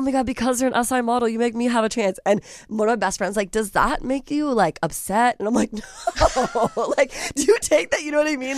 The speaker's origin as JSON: {"language": "English", "town": "Alexandria", "region": "Virginia", "country": "United States", "moved": "as an adult", "lives_now": "Los Angeles, United States", "said": "I'm originally from Alexandria, Virginia"}